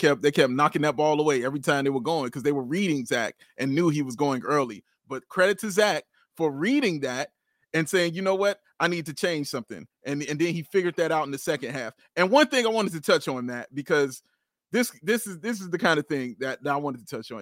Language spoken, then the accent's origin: English; Chicago, Illinois, United States; I'm from Chicago